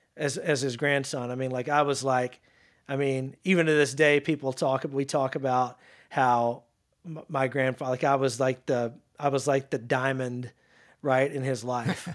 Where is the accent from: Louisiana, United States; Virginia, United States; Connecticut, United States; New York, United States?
Louisiana, United States; North; now in Dallas, United States; playing football in my hometown of Louisiana